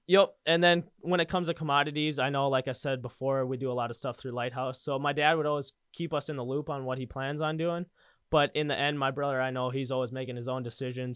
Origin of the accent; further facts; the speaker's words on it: Linton, North Dakota, United States; I grew up in Linton, North Dakota, just south of Bismarck, about an hour